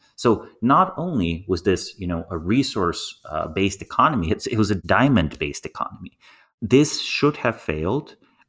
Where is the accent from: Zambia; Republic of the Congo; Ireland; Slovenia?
Slovenia; I grew up in Slovenia with a population of 2 million people.